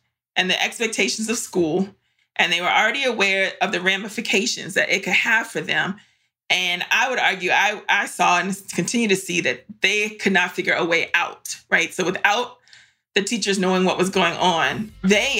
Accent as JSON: {"language": "English", "town": "Varina", "region": "Virginia", "country": "United States", "tie": "born or raised there", "said": "we grew up in Varina, Virginia, in Eastern Henrico, which at the time was mostly white"}